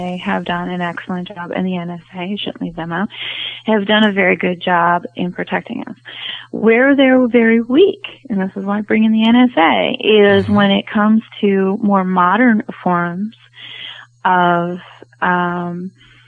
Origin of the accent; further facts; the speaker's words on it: United States; American woman